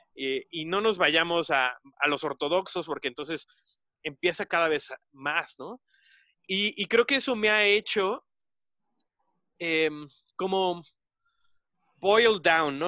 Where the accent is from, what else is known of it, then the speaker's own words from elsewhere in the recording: Mexico; nosotros como, mexicanos